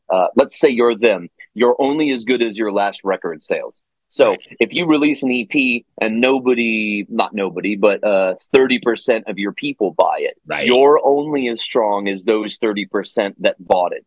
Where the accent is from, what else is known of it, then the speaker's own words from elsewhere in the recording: Florida, United States; I am from Florida